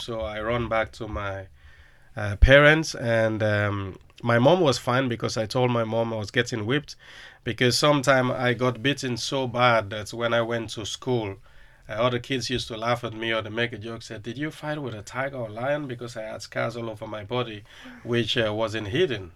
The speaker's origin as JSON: {"language": "English", "town": "Freetown", "region": "Western Area", "country": "Sierra Leone", "tie": "born or raised there", "moved": "yes", "lives_now": "Liverpool, United Kingdom", "said": "growing up in Sierra Leone was really tough"}